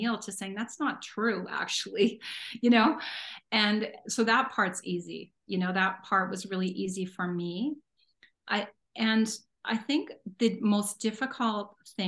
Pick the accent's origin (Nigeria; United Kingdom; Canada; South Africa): Canada; Northern Ontario; now in Alberta, Canada; we lived way in the middle of the bush in Northern Ontario, and so my dad would only go get a bit of fresh stuff once in a while